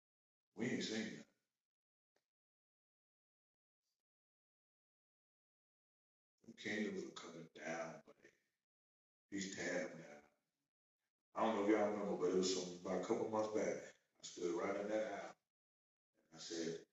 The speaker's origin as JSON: {"language": "English", "country": "United States", "said": "we're American"}